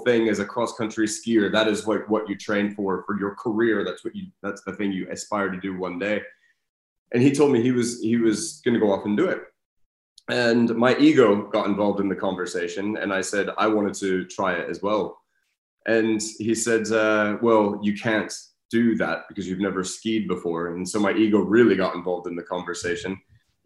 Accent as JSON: {"language": "English", "town": "Denver", "region": "Colorado", "country": "United States", "tie": "born or raised there", "also_born_or_lived": "Australia", "moved": "as an adult", "lives_now": "Scandinavia", "said": "I'm from Denver, Colorado, originally. So I grew up in the States and then moved to Australia when I was 24. And I spent just on 13 years there before moving here. So that makes my accent like a perfect storm of getting made fun of in no matter what country I'm in."}